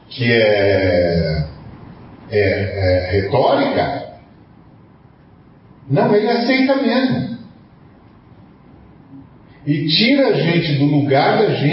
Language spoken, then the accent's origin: Portuguese; Brazil; moved away as an adult; also born or lived in Portugal; No dia que eu saí de lá, meu amigo. No dia que eu saí de lá. Eu vim em missão. Eu não vim aqui para lembrar que eu sou brasileiro.